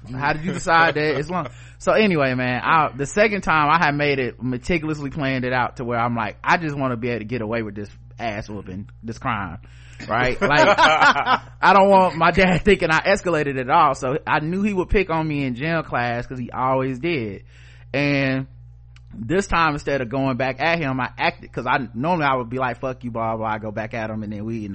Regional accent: United States; I'm from Yorkwood

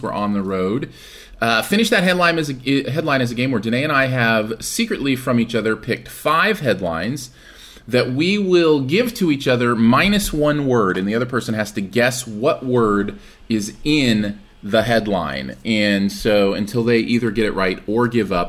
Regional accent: Michigan, United States; now in Springfield, Missouri, United States; I am from Michigan

